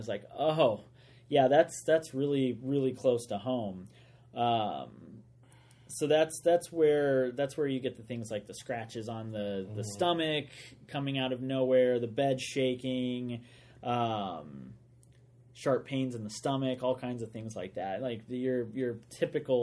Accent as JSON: {"language": "English", "country": "United States", "tie": "born or raised there", "said": "St. Louis, Missouri, which is like 2 hours from my hometown."}